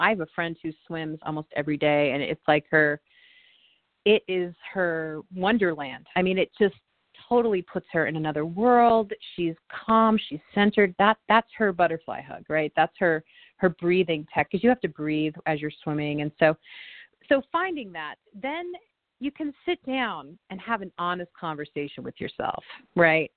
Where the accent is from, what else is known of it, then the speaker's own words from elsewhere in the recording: Indiana, United States; there's a lake that I used to go to as a child growing up in Indiana